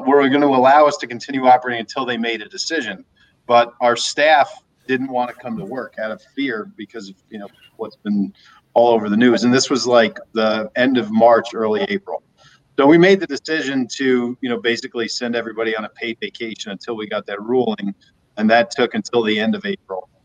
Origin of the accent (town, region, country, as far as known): Watchung, New Jersey, United States; born or raised there; moved away as an adult; now in Arizona, United States